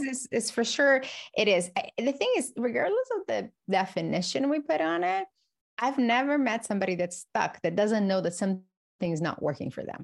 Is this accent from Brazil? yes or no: yes; Brazil; moved away; I grew up in Brazil